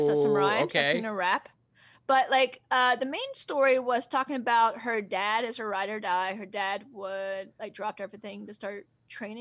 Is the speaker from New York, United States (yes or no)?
no; Kentucky, United States; I'm from Kentucky